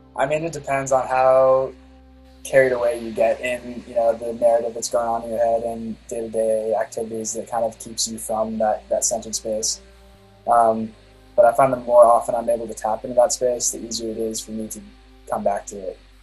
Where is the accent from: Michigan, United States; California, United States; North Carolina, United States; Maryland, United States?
California, United States; also born or lived in Laguna Beach / Corona Del Mar; I'm from California. I live in Laguna Beach right now.